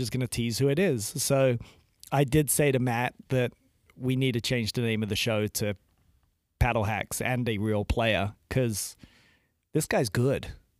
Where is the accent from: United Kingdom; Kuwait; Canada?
United Kingdom; moved away